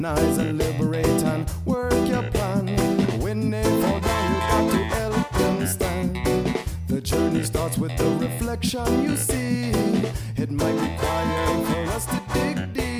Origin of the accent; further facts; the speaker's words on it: Charlottesville, Virginia, United States; also born or lived in Richmond, Virginia; growing up in Charlottesville, a lot of people knew my mother and father